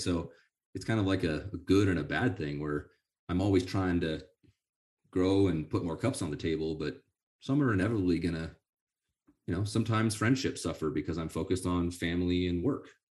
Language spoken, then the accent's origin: English; Sonora, California, United States; I grew up in Sonora, in the University of Yosemite